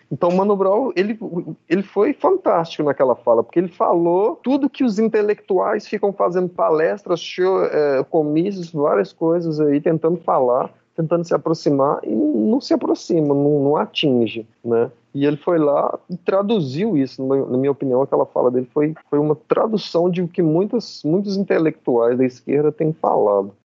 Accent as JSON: {"language": "Portuguese", "town": "Betim", "region": "Minas Gerais", "country": "Brazil", "moved": "as an adult", "lives_now": "Paraíba, Brazil", "said": "sou da periferia de, de Betim, Minas Gerais, região metropolitana de Belo Horizonte"}